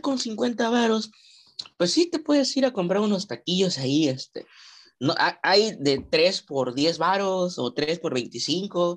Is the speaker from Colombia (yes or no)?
no; Mexico; como buen mexicano